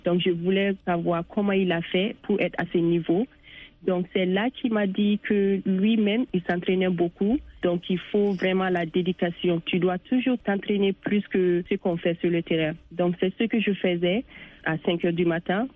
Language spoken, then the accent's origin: French; Bamako, Mali; moved away as an adult; now in United States; j'ai joué avec l'équipe nationale du Mali féminine